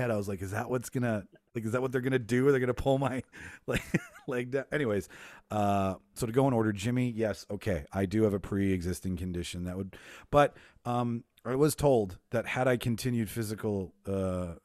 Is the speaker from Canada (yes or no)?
yes; Winnipeg, Manitoba, Canada; I'm from Winnipeg.